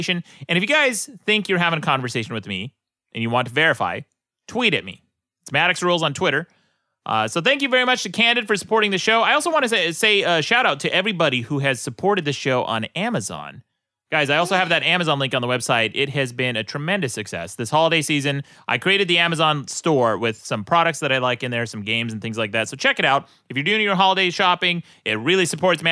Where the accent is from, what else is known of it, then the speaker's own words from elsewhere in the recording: Utah, United States; moved away; In Utah, growing up in the 80s